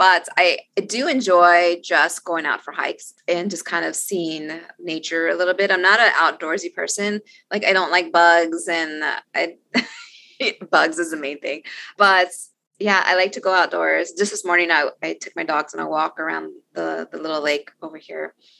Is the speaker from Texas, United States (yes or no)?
yes; Austin, Texas, United States; I will say that I really enjoy my hometown bookstore in Austin, Texas, Book People.